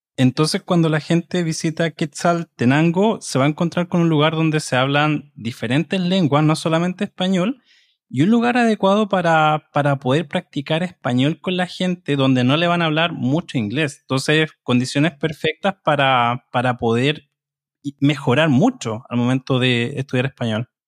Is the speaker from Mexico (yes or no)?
no; Chile; soy de Chile y soy el presentador de este programa